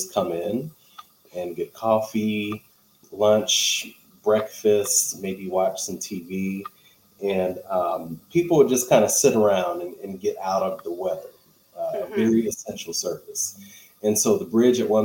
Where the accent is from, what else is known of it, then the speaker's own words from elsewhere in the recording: St. Louis, Missouri, United States; I am here in St. Louis, Missouri. I was born and raised here in St. Louis